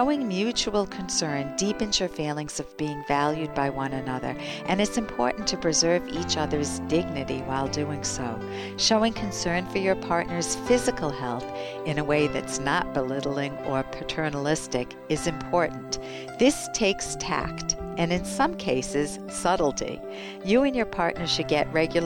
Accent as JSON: {"language": "English", "country": "United States", "said": "as an American"}